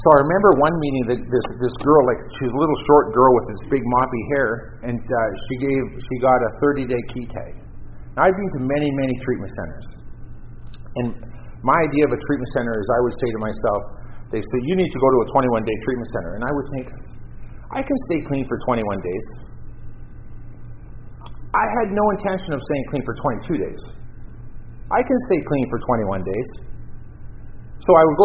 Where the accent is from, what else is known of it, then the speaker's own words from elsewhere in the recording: Vancouver Island, British Columbia, Canada; now in Toronto, Canada; I grew up on Vancouver Island